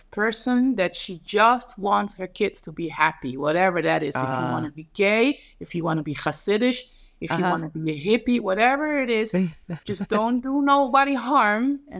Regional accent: Netherlands; now in New York, United States; I'm just like, I come from Holland being modern and then all of a sudden.

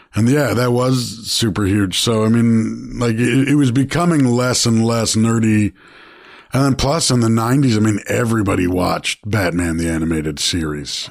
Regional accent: Toronto, Ontario, Canada; I grew up in Toronto

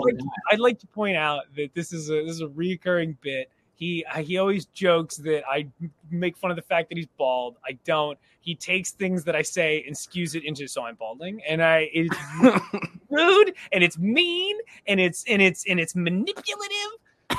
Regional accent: Bakersfield, California, United States; also born or lived in Santa Clarita, California; So I was born in Santa Clarita, California. But I, for the most part, was raised in Bakersfield, California, the middle of California.

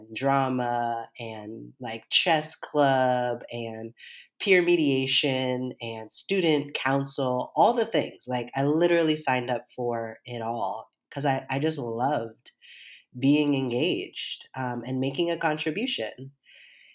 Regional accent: Seattle, Washington, United States; I grew up here in Seattle, Washington

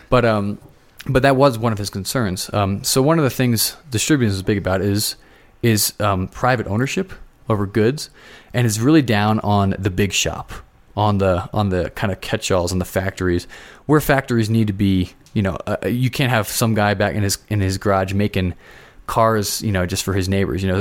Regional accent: Philadelphia, Pennsylvania, United States; now in Colorado, United States; I'm from Philadelphia

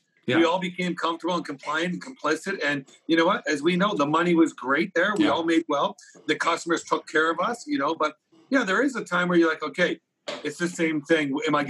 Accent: Kitchener-Waterloo, Ontario, Canada; also born or lived in Vancouver, British Columbia; I'm from Kitchener-Waterloo

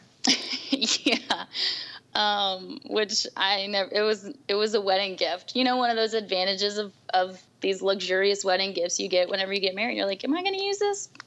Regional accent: New Orleans, Louisiana, United States; moved away as an adult; now in Washington, D.C., United States; I'm also originally from New Orleans or the South Louisiana area, born and raised.

